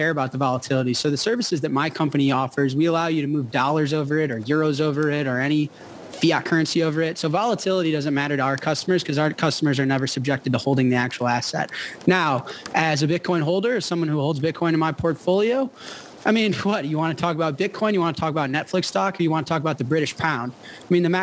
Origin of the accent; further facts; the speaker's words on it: United States; I'm an American